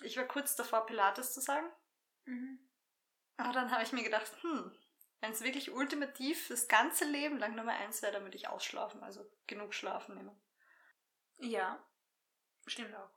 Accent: Graz-Umgebung, Styria, Austria; now in Graz, Austria; Graz-Umgebung. Ich bin, ich bin ein GUler

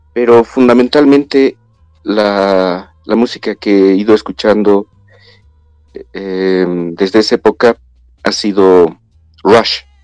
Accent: La Paz, Bolivia; nací en La Paz, viví en La Paz

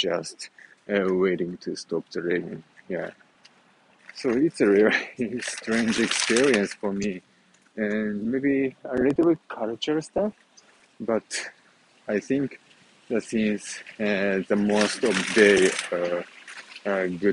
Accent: Japan; English is a second language; moved away as an adult; now in Huntington Beach, United States; we are originally from Japan, so that's why our country and our hometown should be Japan, somewhere in Japan

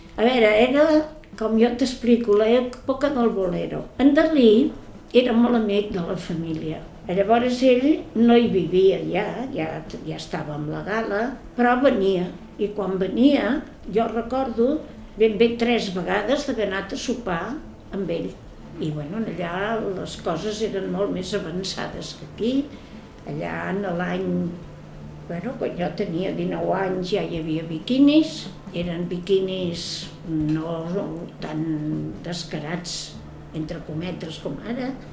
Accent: Barcelona, Catalonia, Spain; now in Ciutadella, Spain; vaig néixer a Barcelona el dia 1 de febrer

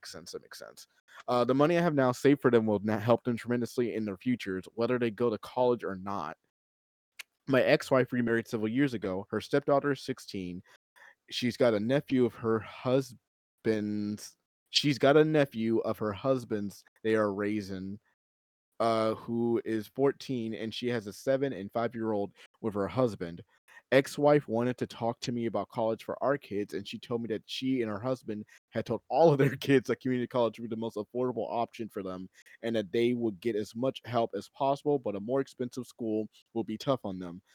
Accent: Maryland, United States; accent: Maryland; my Maryland accent

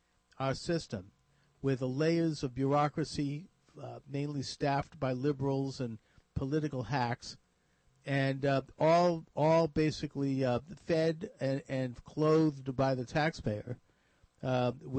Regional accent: Massachusetts, United States; here in Massachusetts, which is my home state

